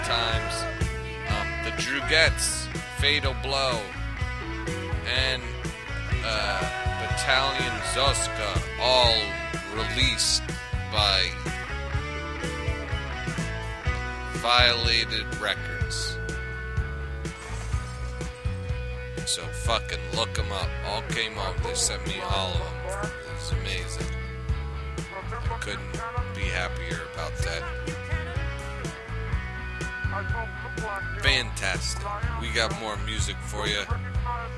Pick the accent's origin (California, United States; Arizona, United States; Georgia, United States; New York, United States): New York, United States; accent: New York; my New York accent